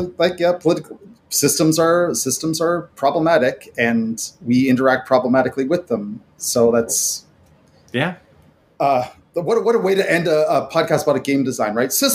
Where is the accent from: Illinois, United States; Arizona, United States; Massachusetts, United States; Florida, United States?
Florida, United States; I grew up around Florida and I have an unapologetic, problematic love of Florida.